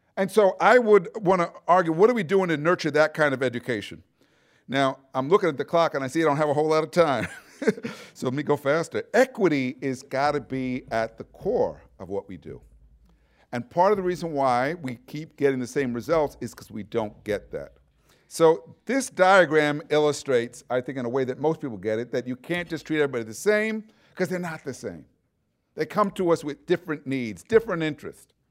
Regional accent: New York City, New York, United States; moved away; I'm from New York City originally. Uh, lived at, part of the time in Brooklyn, a area called Brownsville

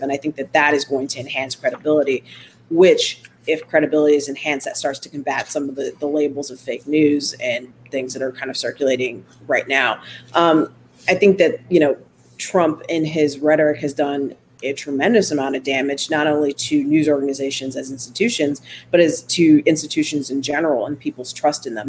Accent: Solon, Ohio, United States; also born or lived in Warrensville Heights, Ohio / Sacramento, California; I grew up in Solon in the late 80s, early 90s. I graduated in 95.

